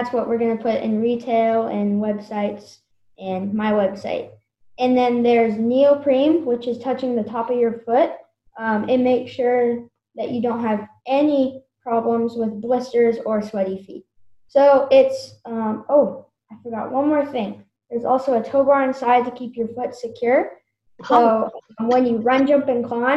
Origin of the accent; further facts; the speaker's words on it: Napa Valley, California, United States; I grew up in Napa Valley, California. I'm still here